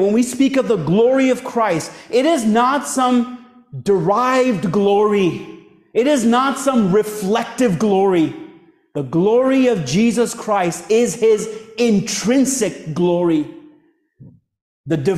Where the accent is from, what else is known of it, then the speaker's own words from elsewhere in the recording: India; moved away; I was born and raised in a Hindu family back in India all my life, till around age 19